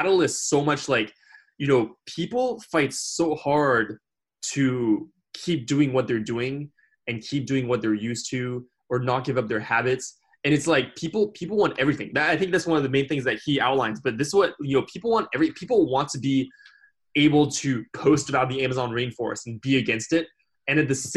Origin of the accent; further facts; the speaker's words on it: France; moved away; I grew up in France and I learned the history of France